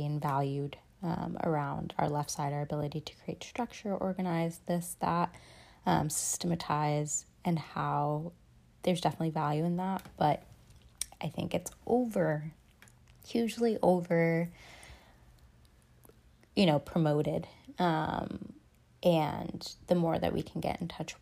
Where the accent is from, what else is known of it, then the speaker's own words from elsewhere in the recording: New York, United States; also born or lived in Massachusetts; I was born in New York State, and by the time I was 4 years old, I was actually living between states, between Massachusetts, the Berkshires, and New York, each weekend